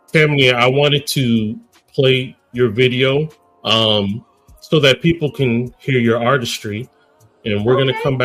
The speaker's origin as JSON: {"language": "English", "region": "Texas", "country": "United States", "said": "I'm from Texas."}